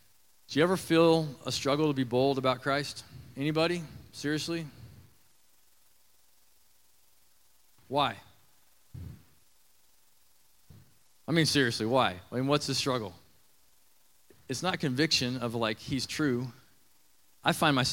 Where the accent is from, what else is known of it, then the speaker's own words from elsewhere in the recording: Nebraska, United States; I grew up in Nebraska around some limestone mines, quarries